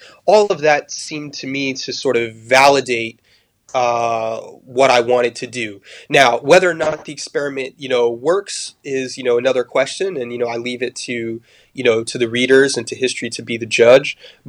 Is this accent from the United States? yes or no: no; France; I grew up in France, and so I had on the one hand a kind of I was steeped and soaked in the French literary canon, the French tradition.